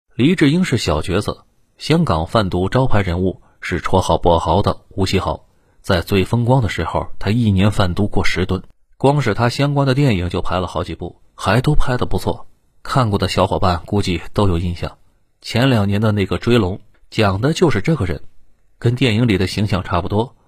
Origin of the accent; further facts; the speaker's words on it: China; 作为内地人